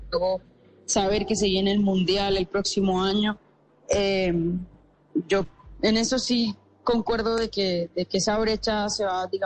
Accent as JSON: {"language": "Spanish", "town": "Lorica", "region": "Córdoba", "country": "Colombia", "tie": "born or raised there", "said": "en nuestro departamento y en, y en mi pueblo"}